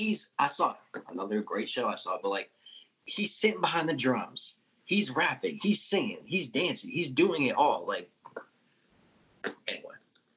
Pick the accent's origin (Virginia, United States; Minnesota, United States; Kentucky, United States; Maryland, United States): Virginia, United States; also born or lived in Washington, D.C.; I'm born in DC. I grew up in Virginia